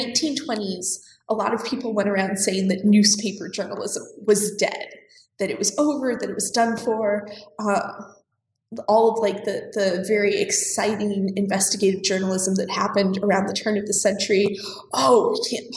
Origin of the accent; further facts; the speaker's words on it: Colorado, United States; moved away as an adult; also born or lived in Tulsa, Oklahoma; I grew up in Colorado, and I grew up in a family that is almost entirely entrepreneurs